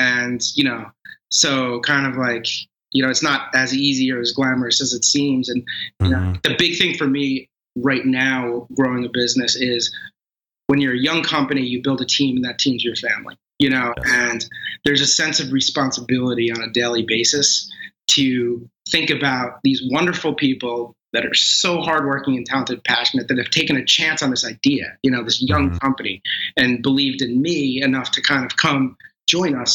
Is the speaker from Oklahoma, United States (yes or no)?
no; Northern New Jersey, United States; I grew up in Northern New Jersey